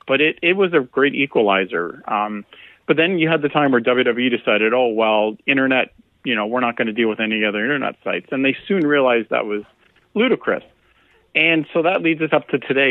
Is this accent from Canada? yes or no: yes; Canada; a Canadian